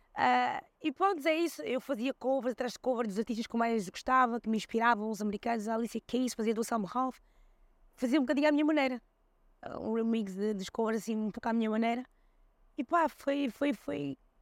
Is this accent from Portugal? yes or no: yes; Seixal, Lisbon, Portugal; also born or lived in Switzerland / Cape Verde; Que é a nossa casa, onde eu também cresci, eh, no Seixal